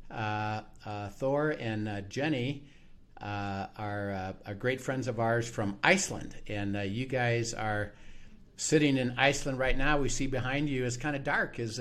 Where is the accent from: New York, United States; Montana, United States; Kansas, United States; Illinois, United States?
Illinois, United States; Chicago; now in Colorado, United States; we grew up in Chicago